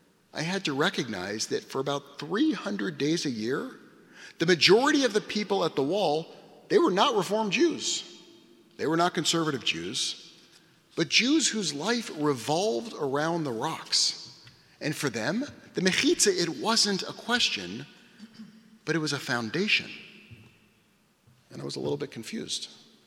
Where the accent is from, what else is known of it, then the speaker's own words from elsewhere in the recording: United States; I'm not an Israeli, I am an American.